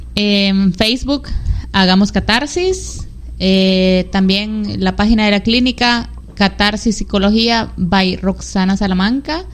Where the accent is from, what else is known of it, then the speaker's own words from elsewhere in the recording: San Miguel, El Salvador; Somos migueleños de San Miguel El Salvador